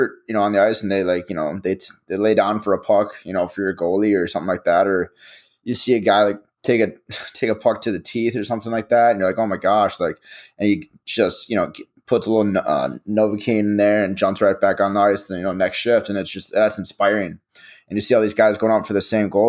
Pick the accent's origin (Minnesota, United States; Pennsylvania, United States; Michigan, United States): Minnesota, United States; Edina; we came from Edina where there's a lot of hockey is a big thing